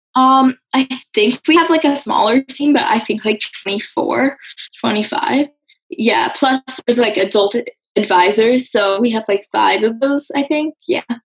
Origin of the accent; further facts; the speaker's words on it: Westport, Connecticut, United States; I'm from Westport, Connecticut.